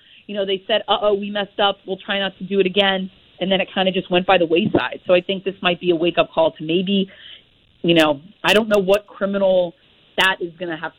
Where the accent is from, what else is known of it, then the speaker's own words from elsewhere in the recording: Miami, Florida, United States; I was born and raised in Miami